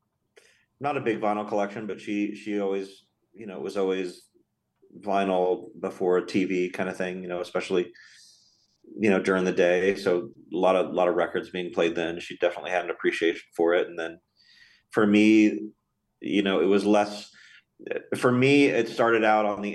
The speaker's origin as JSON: {"language": "English", "region": "Florida", "country": "United States", "tie": "born or raised there", "also_born_or_lived": "Austin, Texas", "moved": "yes", "lives_now": "Los Angeles, United States", "said": "I was born in Florida and kind of grew up there and then immediately moved to Austin"}